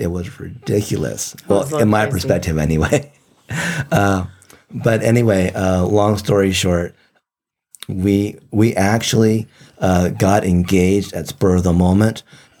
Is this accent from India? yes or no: no; Japan; born there; first language Japanese; English is a second language; I was born in Japan, and I learned Japanese and spoke it fluently before I ever learned English.